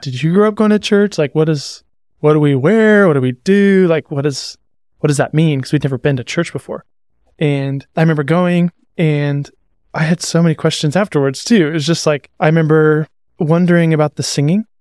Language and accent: English; Seattle, Washington, United States; moved away; also born or lived in Montana; I was born in Seattle. I lived there. Come from a pretty broken family and split time between Seattle and Montana, between my mom and my dad